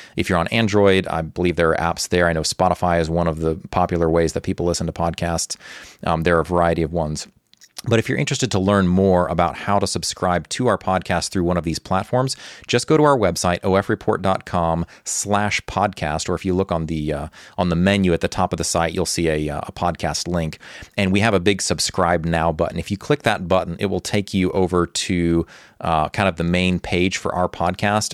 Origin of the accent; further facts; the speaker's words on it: Texas, United States; now in Ukraine; Although I was born in Texas, Ukraine has been my home for more than two decades